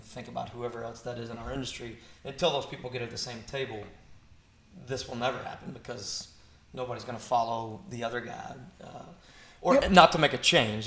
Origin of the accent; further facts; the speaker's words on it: Kentucky, United States; we're from Kentucky